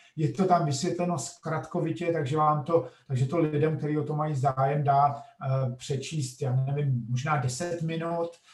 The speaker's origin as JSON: {"language": "Czech", "country": "Czechia", "also_born_or_lived": "United States", "moved": "as an adult", "said": "krátké jméno země, odkud pocházím, není Čekoslovákia, ale Čeko, Čekie"}